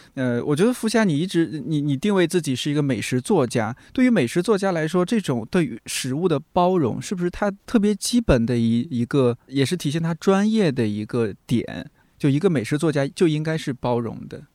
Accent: Shanxi, China; 我是山西人啊

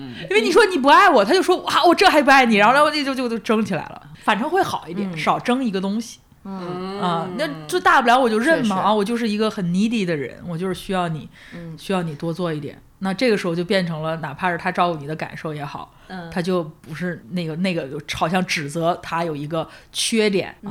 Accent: Hebei, China; 我河北人

